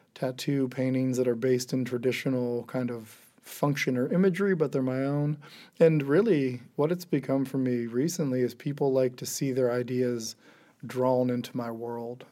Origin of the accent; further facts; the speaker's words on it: Geauga County, Ohio, United States; growing up in rural Ohio, uh, in Geauga County